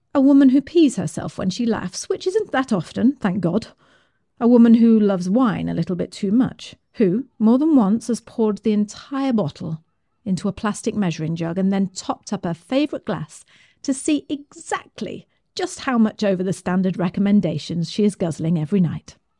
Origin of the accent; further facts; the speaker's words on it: United Kingdom; I'm British.